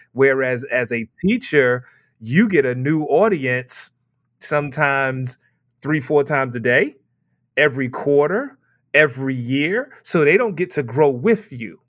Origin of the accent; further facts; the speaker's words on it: New York City, New York, United States; Born and raised in Brooklyn, New York